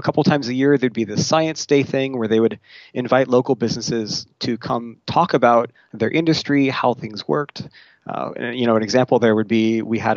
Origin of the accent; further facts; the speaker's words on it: California's Central Coast, United States; now in Seattle, United States; I grew up in California's Central Coast, so about an hour north of Santa Barbara